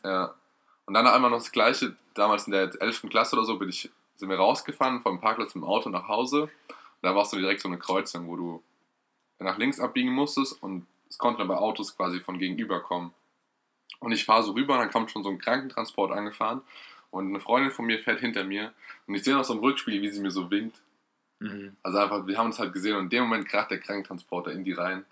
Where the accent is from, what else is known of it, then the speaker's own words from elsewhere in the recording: Erlenbach, Germany; in Ellenbach, der wo ich herkomme.